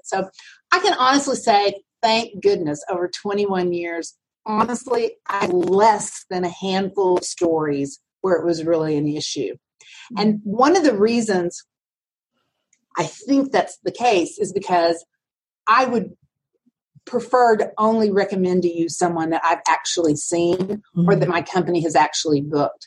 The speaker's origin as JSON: {"language": "English", "town": "Altus", "region": "Oklahoma", "country": "United States", "tie": "born or raised there", "moved": "yes", "lives_now": "Dallas, United States", "said": "I grew up in Oklahoma, in the southwest corner of Oklahoma. It's a town called Altus."}